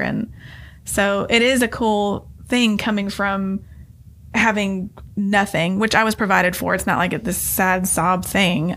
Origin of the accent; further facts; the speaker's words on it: Nashville, Tennessee, United States; I grew up in Inglewood when it was not cool to be there